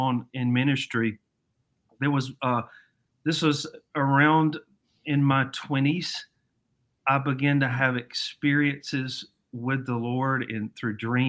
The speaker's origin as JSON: {"language": "English", "region": "Alabama", "country": "United States", "accent": "Southern", "moved": "yes", "lives_now": "Savannah, United States", "said": "I'm originally from Alabama, and I still got some of that Southern accent"}